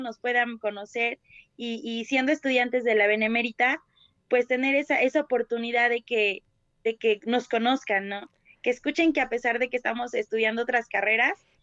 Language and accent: Spanish; Puebla, Mexico; nosotros como, como poblanos, como mexicanos